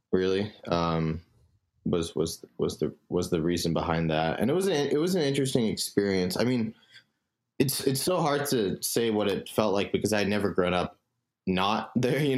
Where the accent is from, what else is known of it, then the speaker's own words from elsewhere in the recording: Singapore; moved away as an adult; also born or lived in New York, United States; Um, so I grew up in Singapore um, for most of my life. Um, I was born in New York um, to parents that immigrated from India.